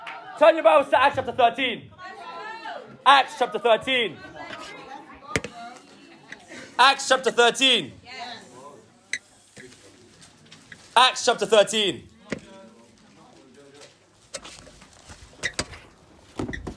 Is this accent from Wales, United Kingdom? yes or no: no; London, United Kingdom; moved away as an adult; now in Birmingham, United Kingdom; I'm originally from London. I've been in Birmingham for around 3 years